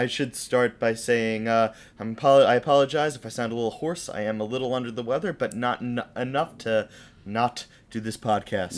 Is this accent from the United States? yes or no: yes; United States; we are American